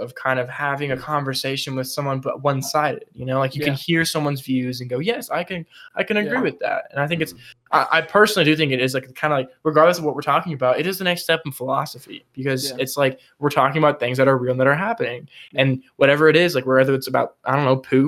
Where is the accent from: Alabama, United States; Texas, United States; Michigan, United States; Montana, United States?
Texas, United States; I'm from Texas